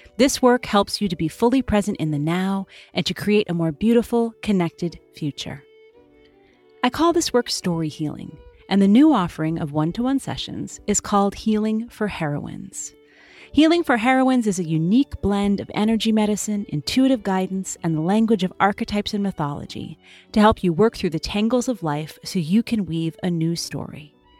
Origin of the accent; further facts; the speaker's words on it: United States; being an American